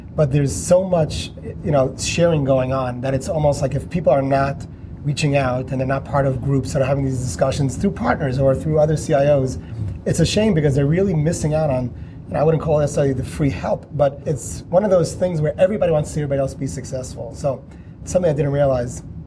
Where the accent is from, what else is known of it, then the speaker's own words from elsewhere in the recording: New York, United States; I'm from New York